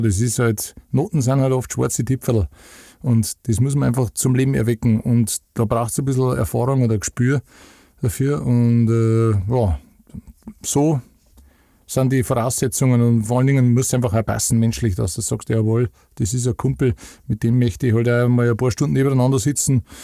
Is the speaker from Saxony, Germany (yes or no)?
no; Upper Bavaria and Franconia, Lower Bavaria, Germany; Also wir haben halt so am, am, am Eckpunkt zwischen Oberpfalz, Niederbayern und Oberbayern und Franken. Das ist halt alles nicht weit weg von, von da, wo ich her bin